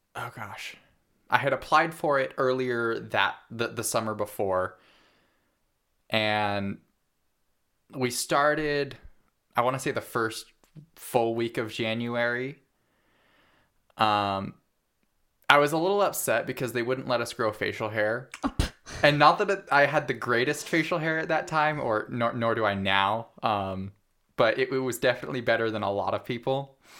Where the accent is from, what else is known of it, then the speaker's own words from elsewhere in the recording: Parma, Idaho, United States; also born or lived in Fruitland, Idaho / Hells Canyon; I grew up in Parma, Idaho, on a farm of about fifty-five acres, for the most part